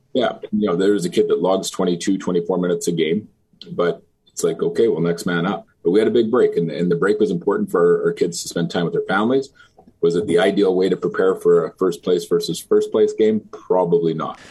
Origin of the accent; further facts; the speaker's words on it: Fort Saskatchewan, Alberta, Canada; I grew up in Fort Saskatchewan. Uh, played my minor hockey here